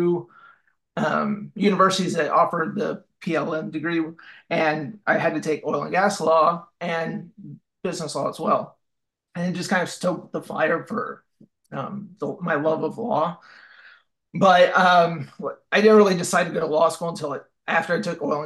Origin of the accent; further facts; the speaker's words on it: Arlington, Texas, United States; also born or lived in Lubbock, Texas; I'm originally from Arlington, Texas, and I've moved all the way back to Arlington, Texas